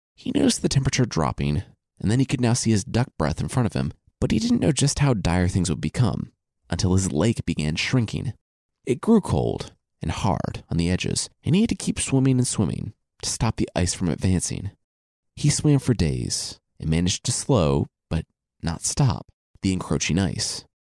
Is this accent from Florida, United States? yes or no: no; Loveland, Ohio, United States; moved away as an adult; I'm from Loveland, Ohio. It's a suburb of Cincinnati, and I lived there from when I was two to when I left for college